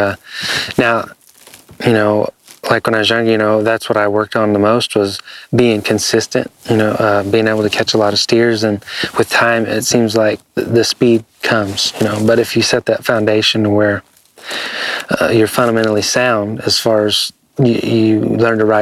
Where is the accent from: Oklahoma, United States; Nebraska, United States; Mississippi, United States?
Oklahoma, United States; Jay; I'm from Jay, Oklahoma